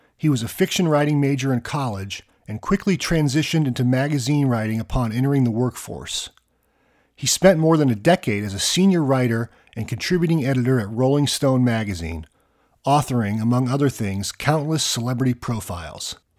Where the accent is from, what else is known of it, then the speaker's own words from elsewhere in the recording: Kansas, United States; I grew up in Kansas